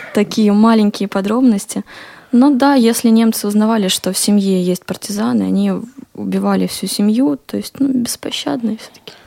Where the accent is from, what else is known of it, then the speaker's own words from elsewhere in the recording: Smolensk, Smolensk Oblast, Russia; я сама родилась в Смоленске и выросла там